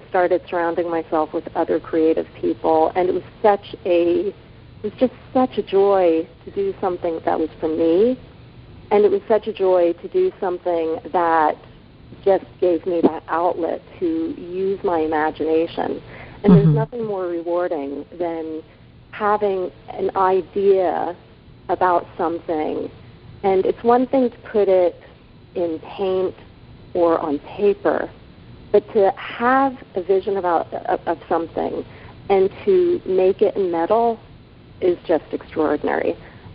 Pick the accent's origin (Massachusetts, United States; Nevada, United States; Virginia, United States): Virginia, United States; Northern; born or raised there; also born or lived in Japan